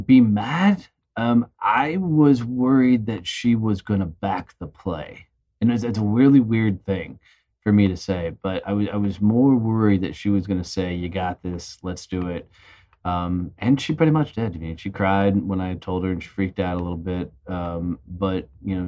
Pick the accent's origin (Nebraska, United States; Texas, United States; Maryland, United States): Texas, United States; Fort Worth; In my hometown of Fort Worth, Texas